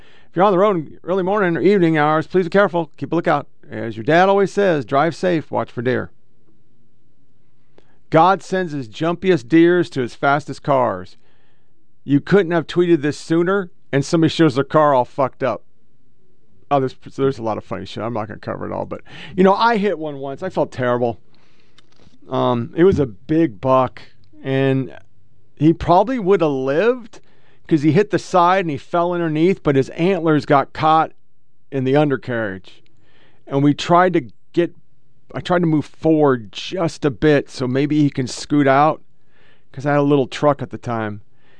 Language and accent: English; Oregon, United States; I'm from Oregon, so I should not be twanging, but somehow I twang